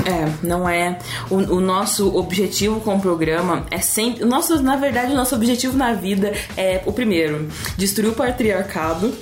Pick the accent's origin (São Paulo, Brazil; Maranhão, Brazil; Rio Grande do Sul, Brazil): São Paulo, Brazil; accent: interior, rolled/caipira R; moved away as an adult; E eu sou do interior, né? Vocês vão perceber no meu sotaque em puxar o R